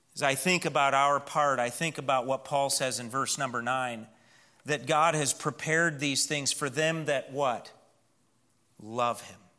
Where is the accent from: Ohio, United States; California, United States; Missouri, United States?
Missouri, United States; Northeast; where I grew up in Northeast Missouri